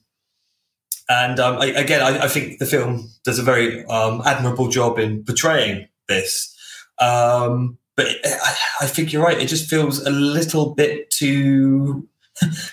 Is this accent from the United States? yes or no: no; United Kingdom; we're British